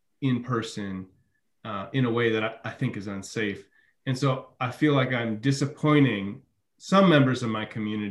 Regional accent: Midwest, United States; moved away; I'm from the Midwest

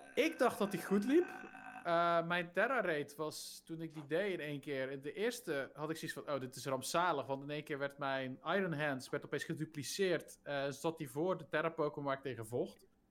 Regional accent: Zeeland, Netherlands; ik ben een Zeeuw en wij zijn net zoals Fries

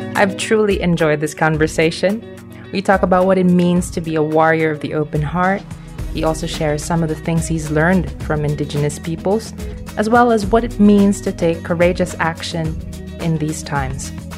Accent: Philippines; I'm from the Philippines

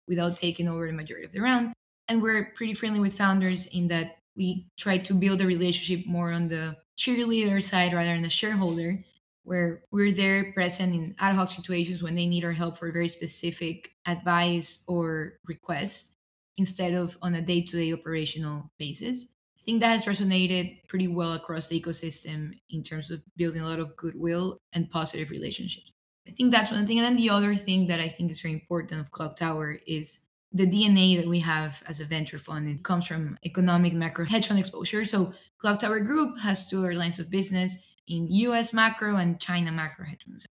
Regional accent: Ecuador; moved away as an adult; also born or lived in Philadelphia, United States; now in Southern California, United States; I'm originally from Ecuador. I was born and raised there in South America, came to the US as an international student to pursue my undergrad at UPenn

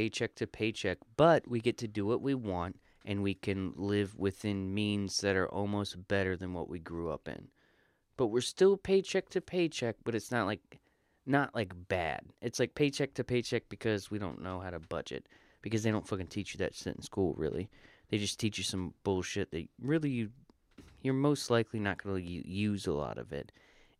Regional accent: the South, United States; I'm from the South.

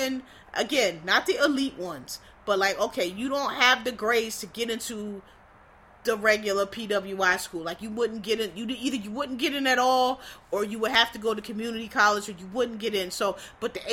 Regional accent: Philadelphia, Pennsylvania, United States; I was born and raised in Philadelphia.

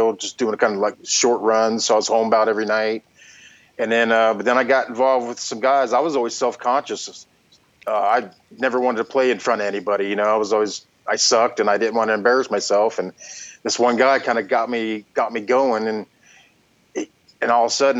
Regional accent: Denver, Colorado, United States; moved away as an adult; now in Des Moines, United States; I'm from Denver, and I moved here in 96

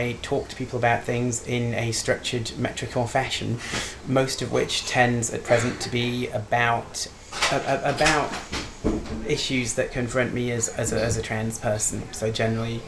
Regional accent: Newcastle upon Tyne, North East England, United Kingdom; I'm from Newcastle

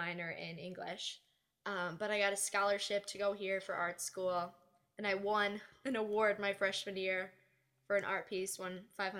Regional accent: Farmington Hills, Michigan, United States; Farmington Hills?

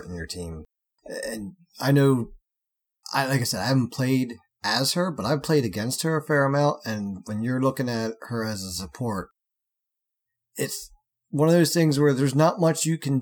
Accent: United States; I'm American

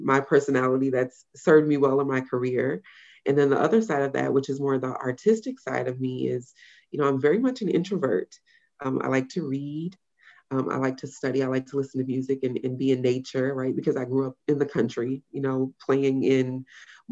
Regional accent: Louisiana, United States; a woman born and raised in Louisiana

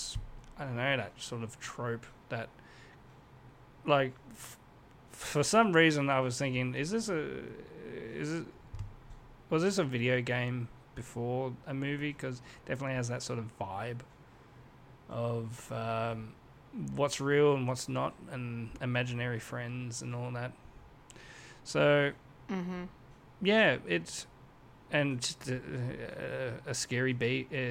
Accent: Australia; I'm Australian and I'm sort of in the industry

